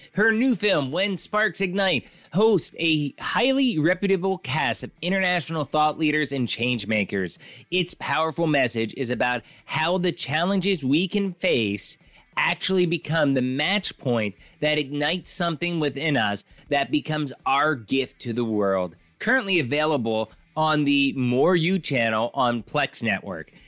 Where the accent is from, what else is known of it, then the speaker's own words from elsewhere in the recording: Pottsville, Pennsylvania, United States; moved away as an adult; also born or lived in Mexico; I moved from Pottsville, Pennsylvania, Coal Country, P A, all the way down to Mexico, lived there for about fifteen years